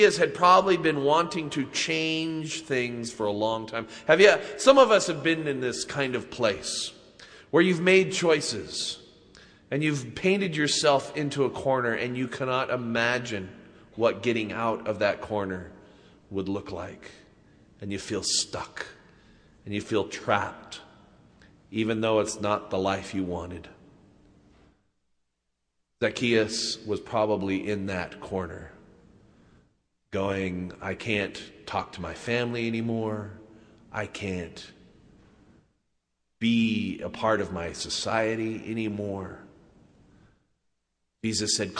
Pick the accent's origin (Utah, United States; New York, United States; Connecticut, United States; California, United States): Utah, United States; Salt Lake City; growing up in Utah